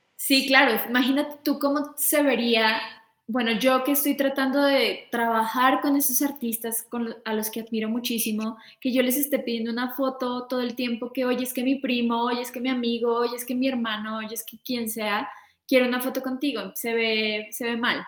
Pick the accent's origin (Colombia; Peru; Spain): Colombia; Bogotá; now in Mexico; yo soy de Colombia, soy de Bogotá